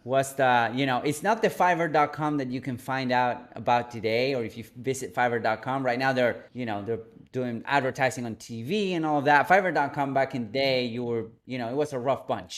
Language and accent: English; Buenos Aires, Argentina; moved away; I'm originally from Argentina, from Buenos Aires, a third world country